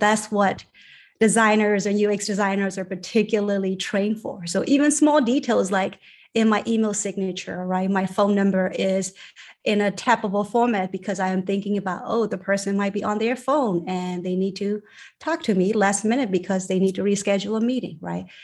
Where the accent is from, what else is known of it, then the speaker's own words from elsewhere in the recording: Yangon, Yangon Region, Myanmar; moved away; I grew up in a basically on top of a factory, my parents' factory in Rangoon, Burma